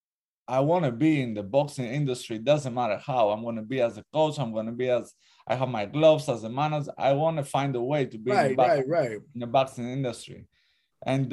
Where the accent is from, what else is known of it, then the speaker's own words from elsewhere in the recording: Greece; moved away; I'm from Greece, actually. I'm half Greek, half Albanian.